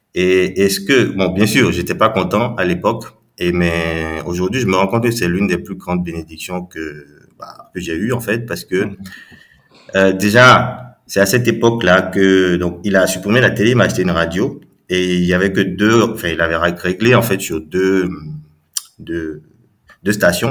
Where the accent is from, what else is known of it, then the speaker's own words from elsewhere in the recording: Cotonou, Littoral, Benin; j'ai grandi donc à, je suis né au Bénin à, Cotonou